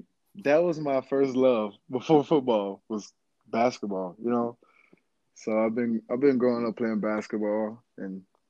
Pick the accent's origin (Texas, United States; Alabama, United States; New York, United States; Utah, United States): Alabama, United States; Florence; Growing up was kind of chill, man. It's like everybody in Florence is chill. It's kind of like we have like a lot of like elderly people in our town.